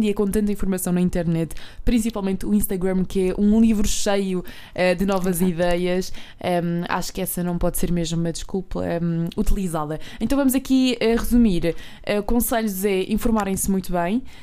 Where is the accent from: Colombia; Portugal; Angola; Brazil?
Portugal; Alentejo; eu também sou do, do interior, do Alentejo.